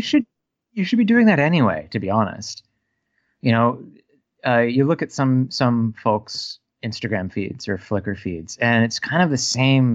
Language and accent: English; United States; I'm an American